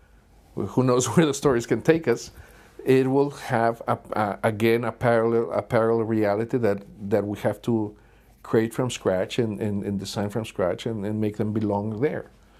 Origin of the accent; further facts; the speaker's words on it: Mexico; we're both from Mexico.